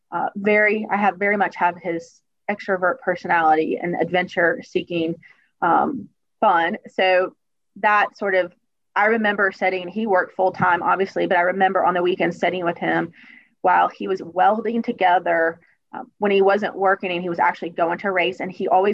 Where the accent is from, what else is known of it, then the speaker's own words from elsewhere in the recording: Hickory, North Carolina, United States; growing up in Hickory, just up the road